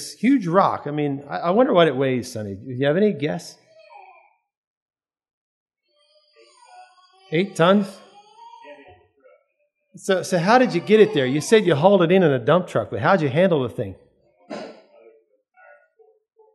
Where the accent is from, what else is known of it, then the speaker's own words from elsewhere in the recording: Lancaster, Pennsylvania, United States; We come from Lancaster, Pennsylvania area